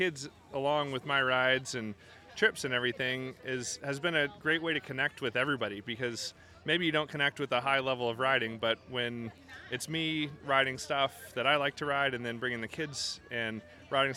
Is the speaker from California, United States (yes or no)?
no; Kentucky, United States; moved away; I grew up in Kentucky